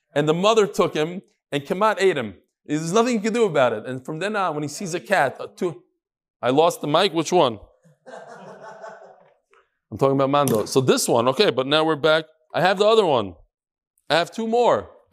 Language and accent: English; New York, United States; I'm from New York